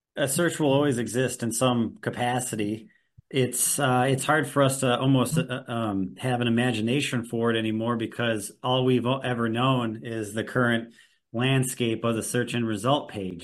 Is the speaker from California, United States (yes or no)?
no; Milwaukee, Wisconsin, United States; I'm also from Milwaukee, Wisconsin